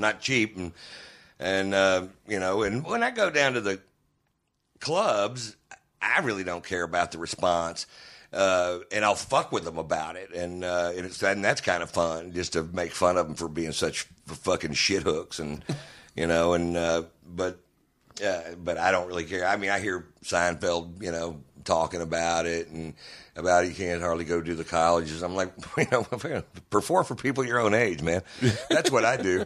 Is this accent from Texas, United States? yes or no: yes; Houston, Texas, United States; I'm from Houston